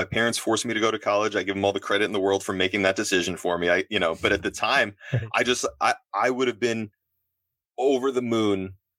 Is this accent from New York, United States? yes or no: yes; New York, United States; so growing up, I grew up on Long Island